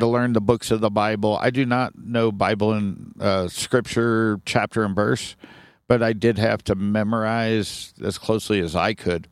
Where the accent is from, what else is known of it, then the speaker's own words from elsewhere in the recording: Sharonville, Ohio, United States; now in Flagstaff, United States; born and raised in Cincinnati, Ohio, a little town called Sharonville, right outside Cincinnati